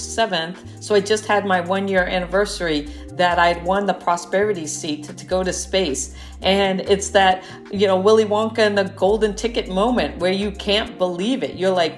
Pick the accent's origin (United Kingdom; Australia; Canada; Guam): Guam; born there; I was born on Guam as a result of my dad working at the NASA tracking station there during the Apollo missions.